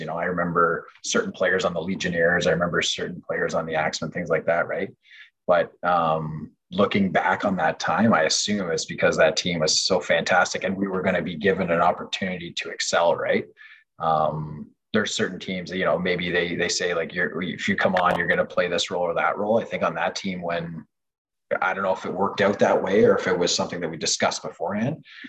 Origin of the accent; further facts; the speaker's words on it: Canada; first language French; English is a second language; I was fully French Canadian, like growing up in my household. So my mom and dad spoke French to me